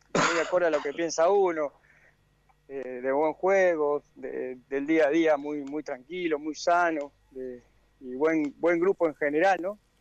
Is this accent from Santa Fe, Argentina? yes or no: yes; Acebal, Santa Fe, Argentina; moved away; yo tengo mi, domicilio en, mi pueblo, ¿no? En Aceval, en Santa Fe